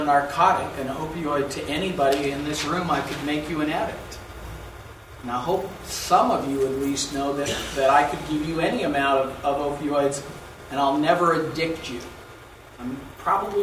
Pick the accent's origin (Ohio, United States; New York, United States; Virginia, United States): Virginia, United States; Southern; growing up in Southern Virginia